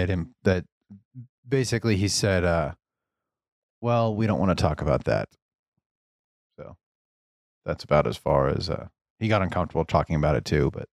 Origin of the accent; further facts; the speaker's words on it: the South, United States; Okay. I'm from the South.